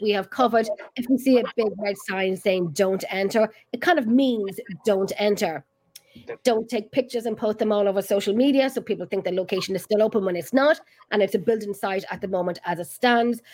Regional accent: Ireland; We're in freaking Ireland.

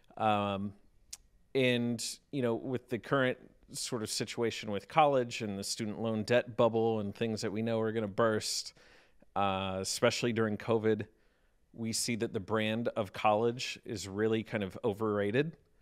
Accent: South Carolina, United States; also born or lived in Pittsburgh, Pennsylvania; now in Lexington, United States; I was born and raised in South Carolina, um, actually, but spent a ton of time in the Pittsburgh area.

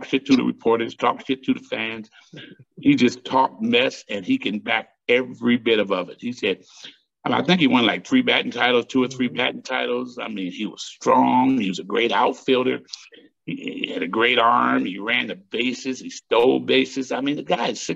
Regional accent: Cleveland, Ohio, United States; my hometown of Cleveland, Ohio

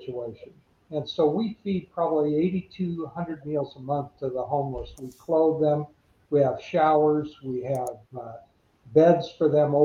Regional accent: United States; I was born in the United States

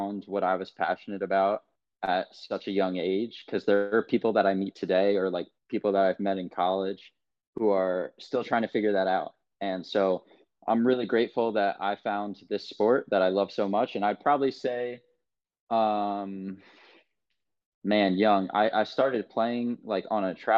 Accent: New York City, New York, United States; moved away as an adult; I'm from New York City, from Manhattan, grew up on the Lower East Side of Manhattan, East Village.

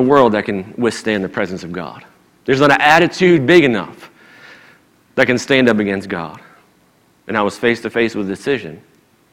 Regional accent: Maryland, United States; moved away; I'm originally from Maryland

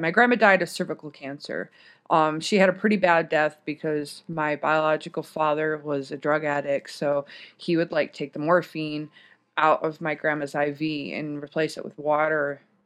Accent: Michigan, United States; also born or lived in Washington / Germany; now in Texas, United States; I grew up in Michigan

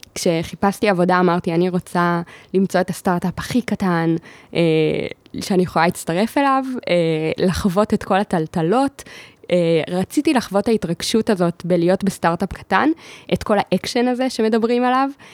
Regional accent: Ra'anana, Central District, Israel; גדלתי ברעננה

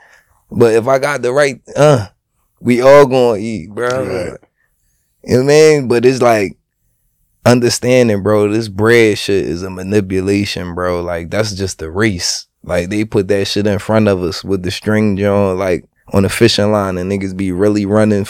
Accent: Philadelphia, Pennsylvania, United States; I'm from Philly

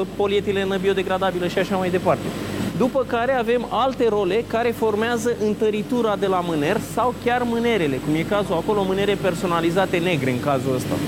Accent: Brașov area, Brașov County, Romania; moved away as an adult; also born or lived in Craiova, Romania; now in Iași, Romania; Deci eu provin din zona Brașovului, dar m-am născut la Craiova

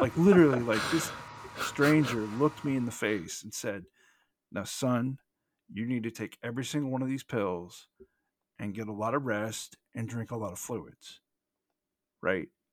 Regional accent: United States; we're both American

